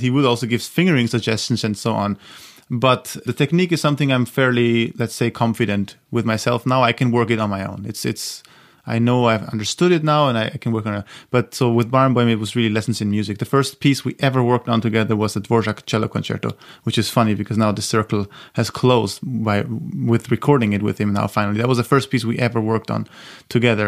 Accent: Austria; my hometown in Austria

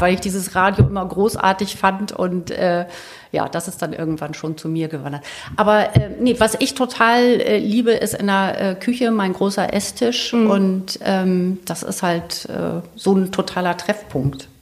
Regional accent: Celle, Lower Saxony, Germany; ich bin in Celle aufgewachsen

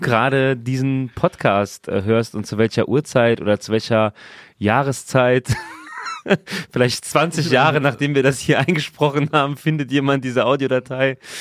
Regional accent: Saarland, Germany; ich bin im Saarland geboren

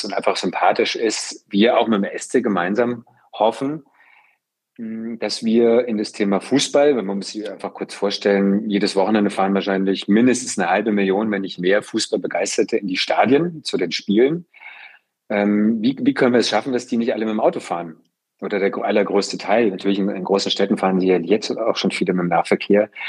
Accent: Freiburg, Baden-Württemberg, Germany; ich bin im Gruppen Freiburg groß geworden

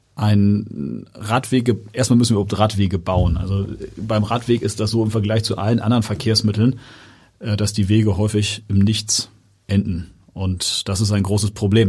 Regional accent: Hamburg, Germany; also born or lived in Barmbek, Hamburg / Cape Town, South Africa; ich bin in Jenfeld aufgewachsen

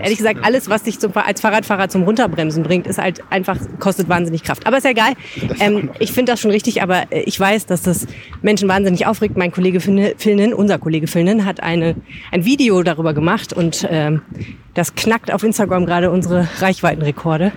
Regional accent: Düsseldorf, North Rhine-Westphalia, Germany; als Düsseldorferin

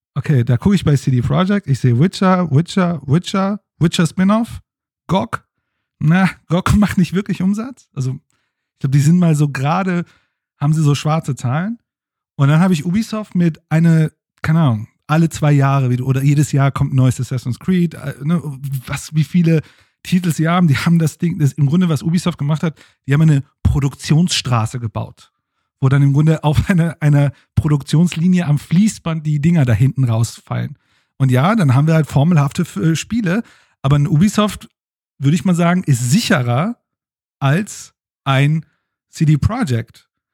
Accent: Germany; als Deutsche

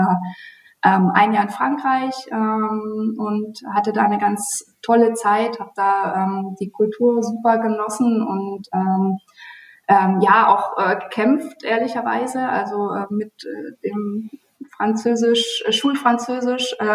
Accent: Bautzen, Saxony, Germany; Also woher komme ich? Ich fange mal geografisch an. Ich komme ähm, aus Bautzen.

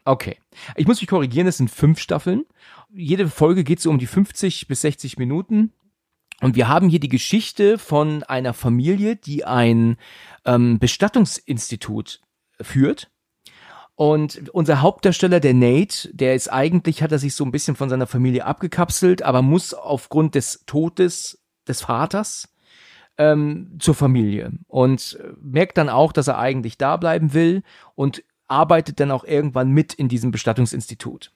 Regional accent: Germany; uns als Deutsche

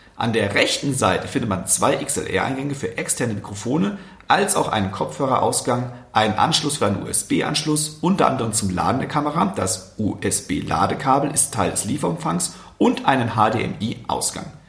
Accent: Westerwald, Rhineland-Palatinate, Germany; ich komme aus dem Westerwald

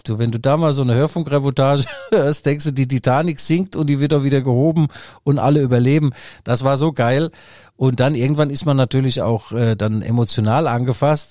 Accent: Mainz, Rhineland-Palatinate, Germany; Bei uns in Mainz

